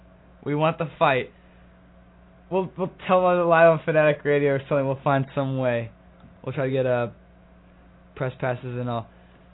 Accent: Texas, United States; moved away as an adult; now in Washington, D.C., United States; NASCAR headed to Texas, my hometown.

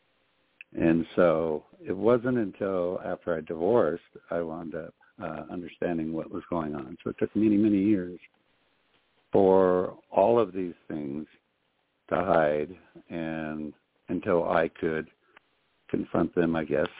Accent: Butte, Montana, United States; I was raised in Montana all of my life, lived here all my life

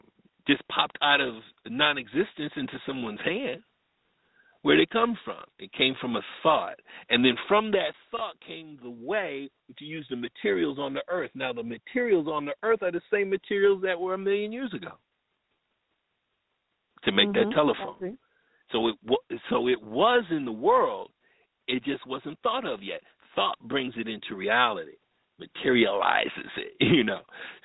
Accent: Bloomfield, Connecticut, United States; also born or lived in Riverside, California; I was born in Riverside. I was born in Riverside, California. I was an Air Force baby. And moved to Connecticut, moved to Hartford, Connecticut. Actually, it's Bloomfield, Connecticut for the Connecticuters out there. Stayed there until I was 10 years old.

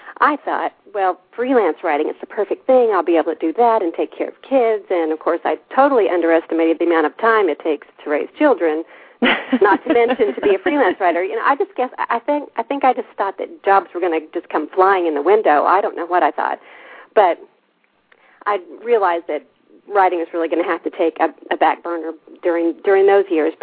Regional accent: Altus, Oklahoma, United States; moved away as an adult; now in Germany; worked for my hometown paper in Altus

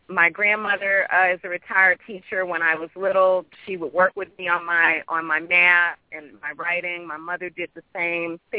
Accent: Midwest, United States; also born or lived in Brooklyn, New York / Queens, New York; Well, I was born in Brooklyn, and my family and I lived in Queens actually for several years, and the bulk of my childhood and uh, teenage life was spent in the Midwest.

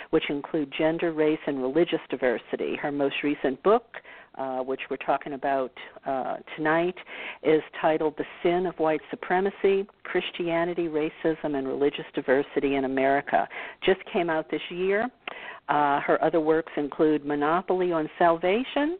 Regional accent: New Orleans, Louisiana, United States; I am from the South. I grew up in New Orleans

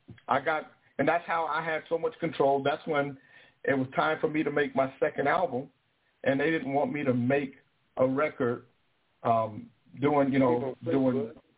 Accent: California, United States; moved away as an adult; now in Alaska, United States; Because when I came – you know, I came from California to Alaska through the Air Force.

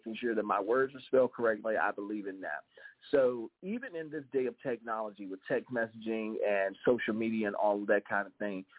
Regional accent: the South, United States; accent: southern drawl; also born or lived in the North (US); I have a very southern drawl, a very southern accent, because I grew up in the South, even though I was born in up north

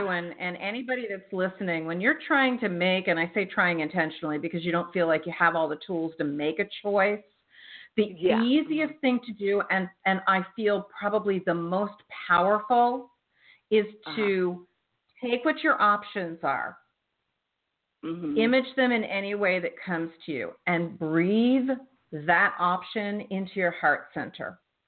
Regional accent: New Jersey, United States; I'm from South Jersey, so I know the energy up there

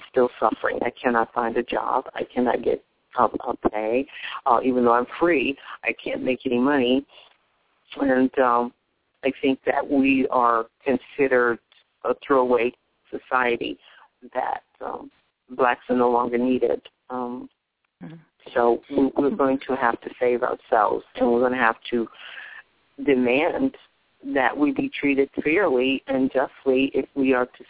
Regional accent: the South, United States; I grew up in the South when we had our own black schools

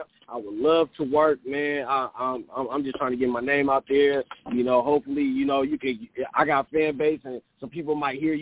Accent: Oakland, California, United States; I'm from Oakland, California

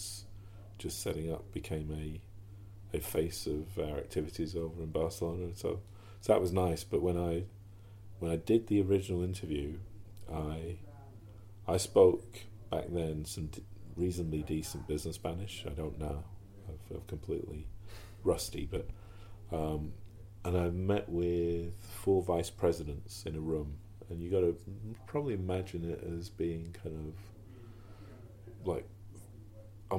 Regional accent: United Kingdom; also born or lived in New York; being a British person and working for the NFL

